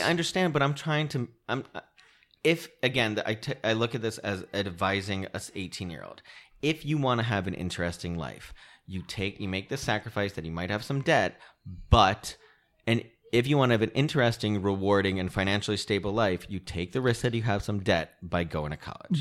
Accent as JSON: {"language": "English", "region": "Connecticut", "country": "United States", "tie": "born or raised there", "moved": "yes", "lives_now": "Los Angeles, United States", "said": "I grew up in Connecticut"}